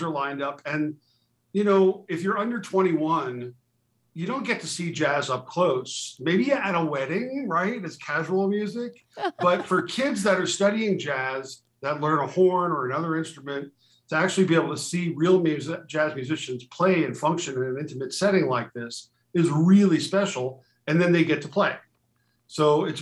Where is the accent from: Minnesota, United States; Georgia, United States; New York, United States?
New York, United States; now in Utah, United States; I grew up in New York in the public schools.